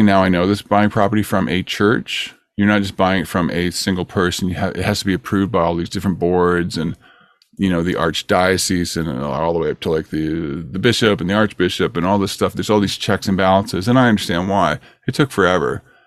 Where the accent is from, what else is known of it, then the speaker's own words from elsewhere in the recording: Peterborough, Ontario, Canada; moved away as an adult; now in California, United States; I live in California, and I grew up in Ontario, but I, I came here when I was twenty-one years old